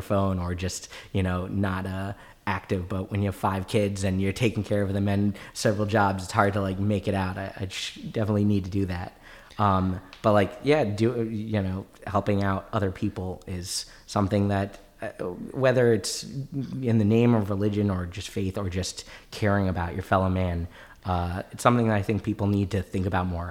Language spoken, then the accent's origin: English; Maryland, United States; I grew up in Maryland